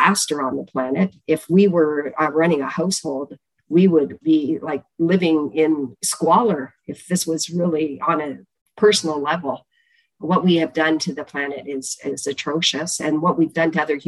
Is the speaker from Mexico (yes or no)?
no; Chatham, Ontario, Canada; We are from Chatham, Ontario. I grew up in the southwest of Canada